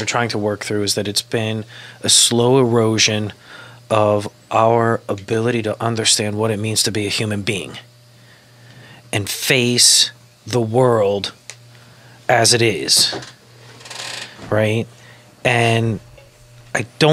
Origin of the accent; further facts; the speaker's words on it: Kentucky, United States; I'm from Kentucky